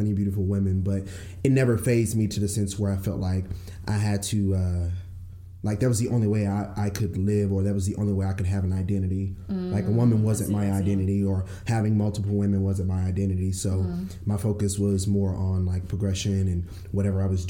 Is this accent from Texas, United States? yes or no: yes; Fort Worth, Texas, United States; I'm from Fort Worth